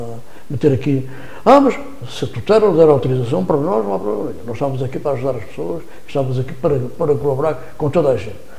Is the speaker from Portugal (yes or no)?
yes; Vila Nova de Gaia, Norte, Portugal; Gaia, e neste caso estou, estou a falar da minha terra